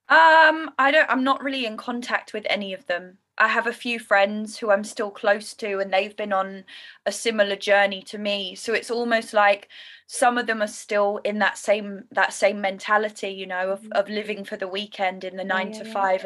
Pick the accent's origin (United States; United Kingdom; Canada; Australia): United Kingdom; London; moved away as an adult; also born or lived in Indonesia; I'm from London